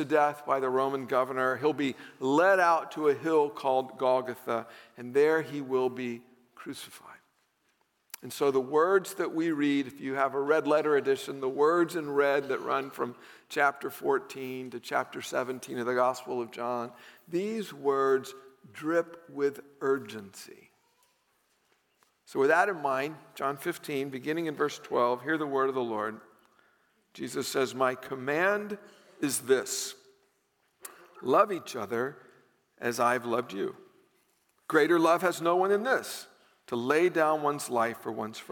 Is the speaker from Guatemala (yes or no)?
no; the South, United States; growing up in the South